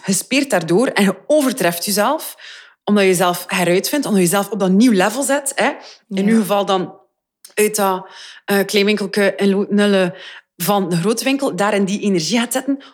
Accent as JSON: {"language": "Dutch", "region": "Flanders", "country": "Belgium"}